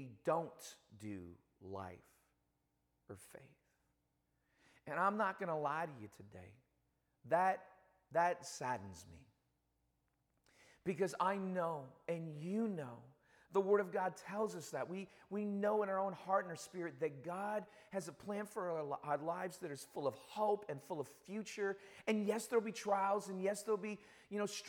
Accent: Toronto, Ontario, Canada; now in Hamilton, Canada; I do cheer for my hometown team, which is the Argos

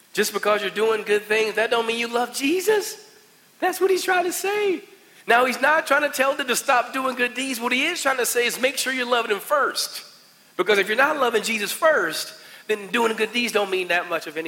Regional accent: West Virginia, United States; I'm just trying to say I'm from West Virginia

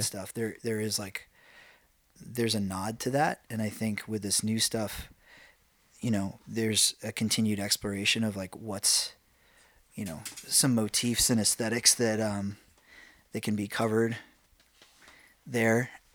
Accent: New York, United States; I'm from New York.

